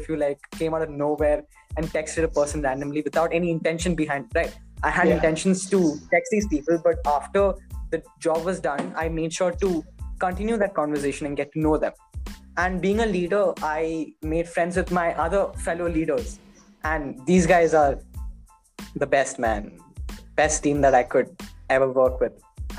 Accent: Muscat, Oman; So I used to be like, oh, I'm from Muscat, Oman.

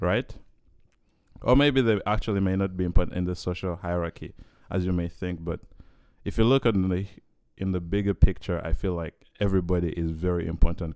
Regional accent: Uganda; moved away as an adult; now in Vancouver, Canada; I come from Uganda

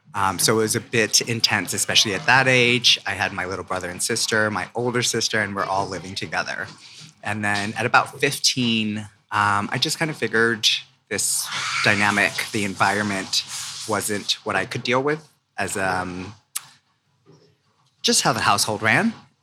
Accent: San Francisco, California, United States; So I grew up originally in San Francisco.

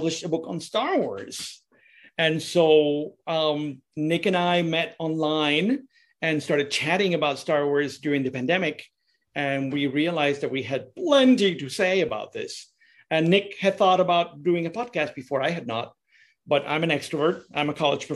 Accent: San Juan, Puerto Rico; also born or lived in Chicago area; now in Chicago, United States; I am from San Juan, Puerto Rico, but I live in the Chicago area.

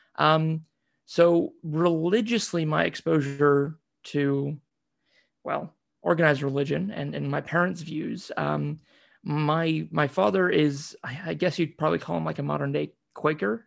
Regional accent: United States; growing up in the States, you know, most of the time, seeing myself very much as an American

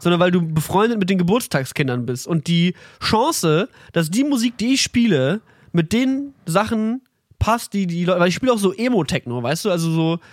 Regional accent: near the Ruhr area, North Rhine-Westphalia, Germany; now in Berlin, Germany; wir kommen halt aus dem, wir sind fast im Pott geboren

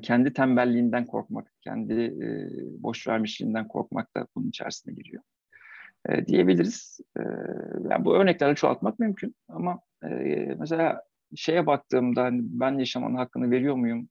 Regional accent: Eskişehir, Turkey

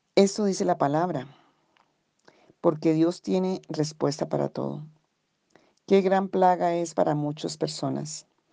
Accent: Colombia; aquí en Colombia tenemos diferentes regiones

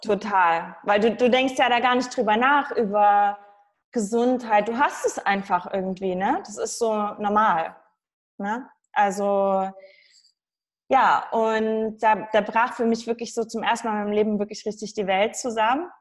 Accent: Saxony, Germany; ich komme aus Sachsen.

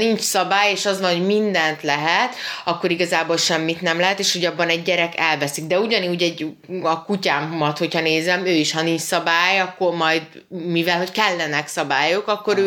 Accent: Hungary

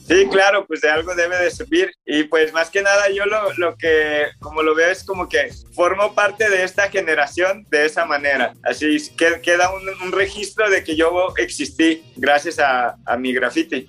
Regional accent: Guadalajara, Jalisco, Mexico; Los cuatro somos de Guadalajara, pues somos de diferentes zonas

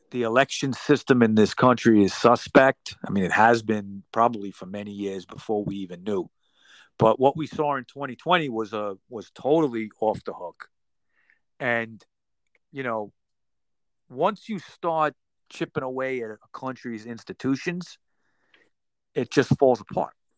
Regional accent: United States; as an American

